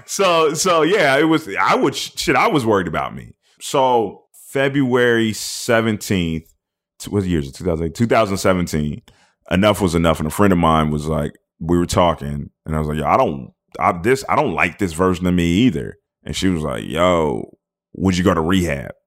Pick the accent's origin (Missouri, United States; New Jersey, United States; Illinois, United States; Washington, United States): Washington, United States; Seattle; I'm from Seattle, so it's all dreary and shitty looking